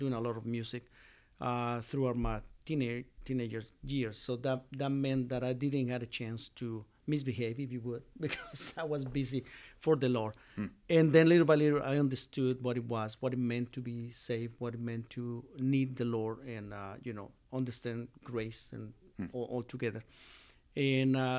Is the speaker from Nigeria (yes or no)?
no; Mexico City, Mexico; English is a second language; moved away as an adult; now in Winchester, United States; I was born in Mexico City. And grew up in Mexico City, got married in Mexico City, and so my life was in Mexico, in Spanish.